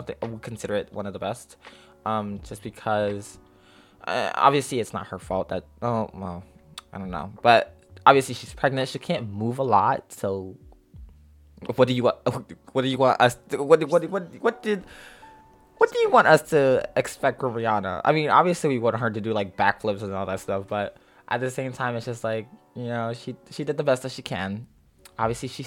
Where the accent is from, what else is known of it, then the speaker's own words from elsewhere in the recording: Philadelphia, Pennsylvania, United States; I wasn't born in Philadelphia, but I was sort of raised in Philly, so it was just like, I'm still proud to be called, or to just let people know that I'm from Philly.